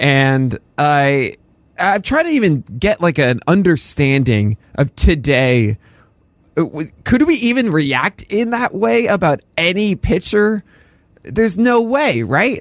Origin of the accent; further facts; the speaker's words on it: New York City, New York, United States; we both grew up in, in New York City